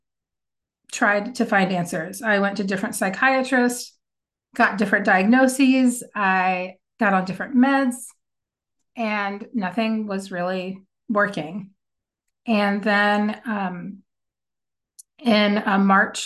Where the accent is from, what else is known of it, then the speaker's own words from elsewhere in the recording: Kentucky, United States; now in Texas, United States; I grew up in Kentucky